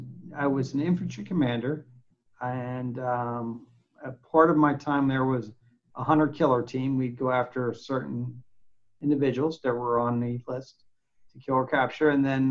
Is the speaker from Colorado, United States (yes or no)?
no; Pittsburgh, Pennsylvania, United States; moved away as an adult; also born or lived in Germantown, Maryland; A small community. I grew up in East Liberty and later relocated to Gwinnett, Pennsylvania.